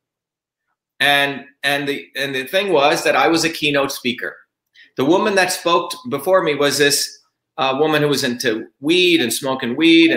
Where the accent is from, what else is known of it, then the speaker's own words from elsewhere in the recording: India; English is a second language; now in Belmont, United States; I grew up in India where we were considered the untouchables